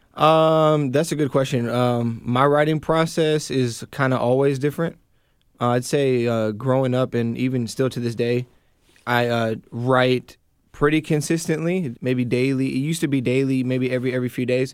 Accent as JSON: {"language": "English", "town": "Kingsgate", "region": "Washington", "country": "United States", "tie": "born or raised there", "also_born_or_lived": "Renton", "said": "I grew up in Kingsgate"}